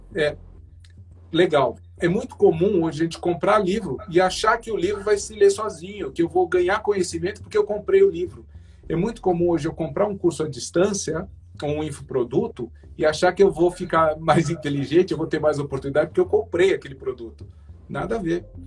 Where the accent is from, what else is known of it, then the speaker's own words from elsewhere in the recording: Brazil; eu sou brasileiro